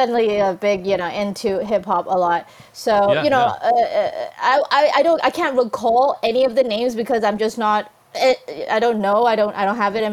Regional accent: Vancouver, British Columbia, Canada; also born or lived in Hong Kong; I grew up in Vancouver

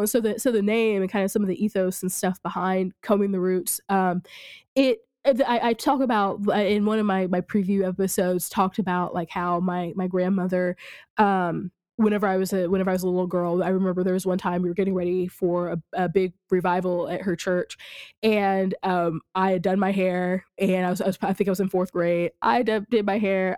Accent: rural Missouri, United States; also born or lived in Kansas City; I grew up in in rural Missouri

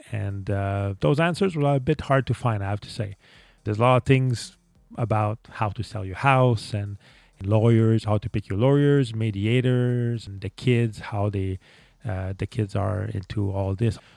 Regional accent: Montreal, Quebec, Canada; English is a second language; I'm actually from Canada, Montreal, Canada, which would explain the accent that I have.

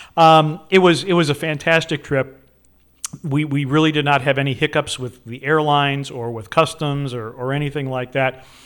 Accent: Wisconsin, United States; moved away; also born or lived in Chicago / Portland; growing up in Wisconsin, it was the only house we ever had.

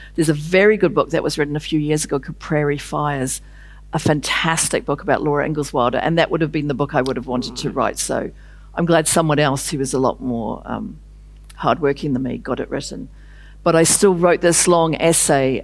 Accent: New Zealand; I was a woman from New Zealand

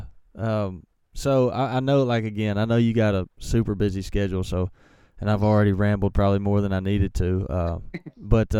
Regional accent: Mississippi, United States; I'm from Mississippi

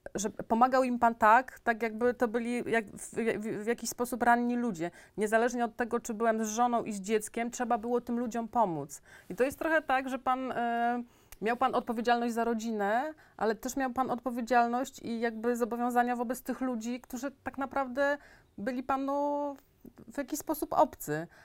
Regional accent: Sejny, Podlaskie Voivodeship, Poland; my oboje jesteśmy z małych miejscowości. Ja jestem z Sein.

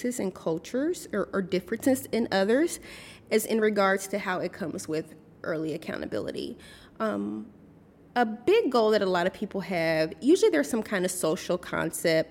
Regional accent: United States; usually in the United States, I would be considered belonging to a marginalized group, being that I'm African American

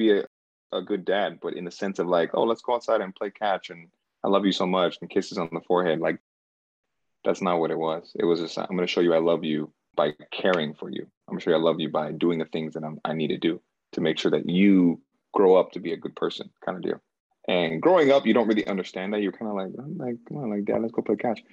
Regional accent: United States; also born or lived in Cameroon; I was born in Cameroon, West Africa. And I came here to America when I was like 4 years old.

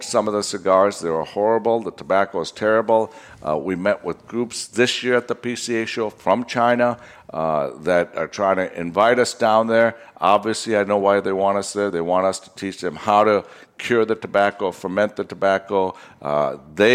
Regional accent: Vadodara, Gujarat, India; moved away; Baroda, India, which is my hometown

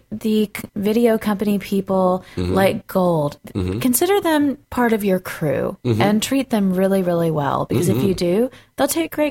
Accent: the South, United States; I'm from the South, and when it comes to New Year's, we have black eyed peas for good luck all year.

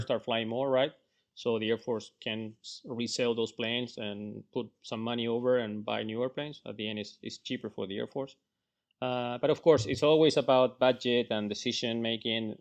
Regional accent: Chile; moved away; also born or lived in Florida; I'm from Chile.

